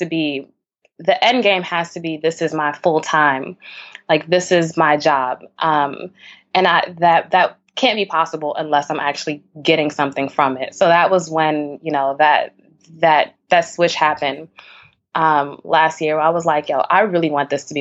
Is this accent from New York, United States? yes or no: yes; New York City, New York, United States; I grew up in Bed-Stuy